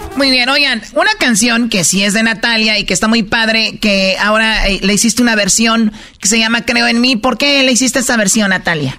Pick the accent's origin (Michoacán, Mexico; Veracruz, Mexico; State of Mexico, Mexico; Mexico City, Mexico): Michoacán, Mexico; yo soy de Michoacán